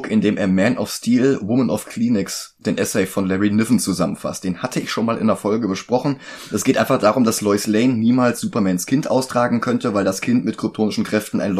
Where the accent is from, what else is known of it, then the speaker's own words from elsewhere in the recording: Germany; bei uns in Deutschland.